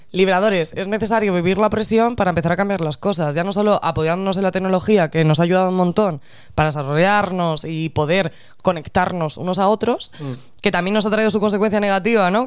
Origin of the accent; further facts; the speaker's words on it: Spain; nosotras como españolas